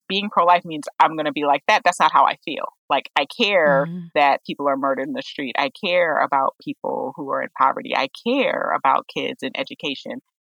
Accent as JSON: {"language": "English", "town": "Oberlin", "region": "Ohio", "country": "United States", "tie": "born or raised there", "said": "I'm originally from Oberlin, Ohio, and we do a lot of work when it comes to racial justice"}